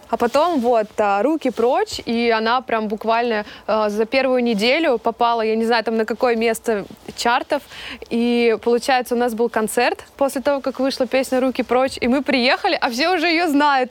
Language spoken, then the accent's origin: Russian; Kemerovo, Kemerovo Oblast, Russia; я родом, а, из Сибири, из Кемерово